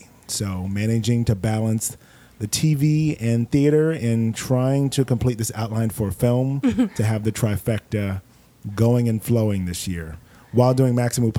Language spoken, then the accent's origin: English; Miami, Florida, United States; also born or lived in Los Angeles; now in New York City, United States; I'm from Miami.